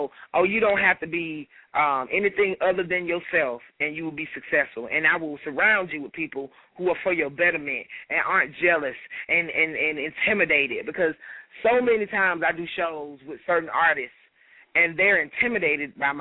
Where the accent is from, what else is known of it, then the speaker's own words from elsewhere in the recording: Atlanta, Georgia, United States; I'm from Atlanta.